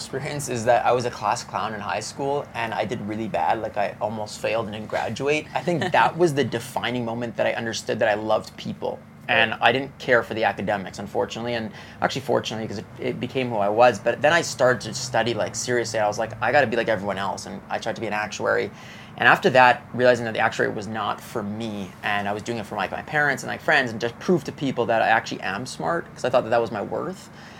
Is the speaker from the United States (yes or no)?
no; Montreal, Quebec, Canada; from Montreal, no, but here's the difference.